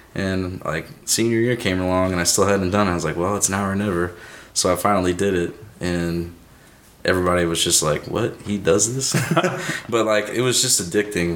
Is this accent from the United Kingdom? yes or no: no; Shiloh, Illinois, United States; also born or lived in Dupo, Illinois; I grew up in Shiloh, Illinois, okay. just like right between O'Fallon and Belleville